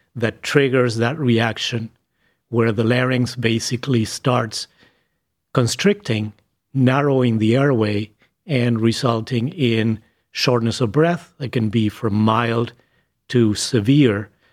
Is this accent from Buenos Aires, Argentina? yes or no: yes; Buenos Aires, Argentina; English is a second language; moved away as an adult; now in Cleveland, United States; I was born in Buenos Aires, Argentina. I started med school in Buenos Aires